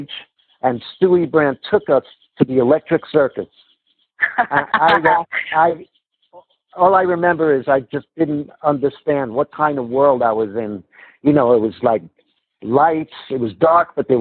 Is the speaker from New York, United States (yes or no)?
yes; New York City, New York, United States; now in Las Vegas, United States; when I was growing up in Canarsie, Brooklyn